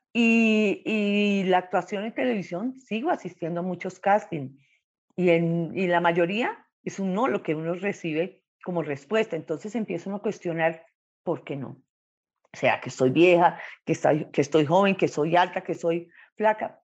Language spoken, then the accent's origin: Spanish; Bucaramanga, Santander, Colombia; now in Bogotá, Colombia; Nací en Bucaramanga, al oriente de Colombia